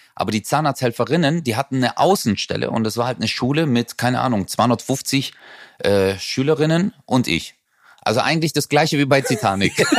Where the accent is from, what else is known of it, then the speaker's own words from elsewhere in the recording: Southern Germany, Germany; bei uns im Süden